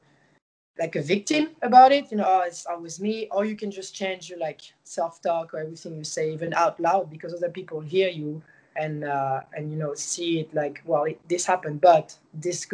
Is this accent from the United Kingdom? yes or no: no; Marseille, Provence-Alpes-Côte d'Azur, France; English is a second language; moved away as an adult; now in United States; I'm from Marseille and we have like a lot of culture from like the Mediterranean like food